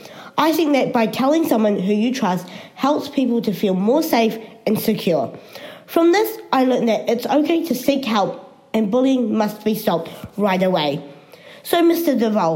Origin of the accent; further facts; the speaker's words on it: New Zealand; even though I have a different skin colour, I'm still a New Zealander.